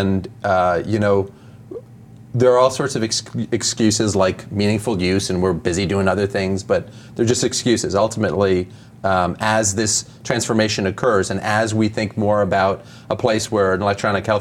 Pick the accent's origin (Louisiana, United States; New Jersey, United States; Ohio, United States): New Jersey, United States; Oakland; also born or lived in Italy / Boston; now in Massachusetts, United States; I'm from a town called Oakland in Bergen County, not far